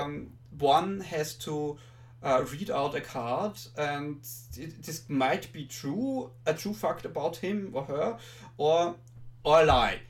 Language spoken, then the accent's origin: English; Austria; accent: Austrian; I'm from Austria